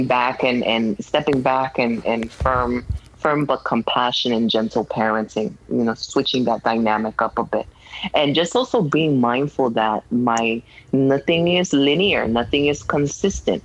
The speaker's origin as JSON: {"language": "English", "town": "New York City", "region": "New York", "country": "United States", "moved": "yes", "said": "I'm from Brooklyn, New York."}